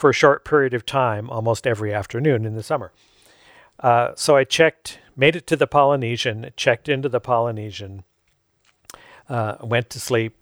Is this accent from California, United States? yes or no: yes; Fullerton, California, United States; I grew up in Fullerton. We could see the fireworks from our porch at home.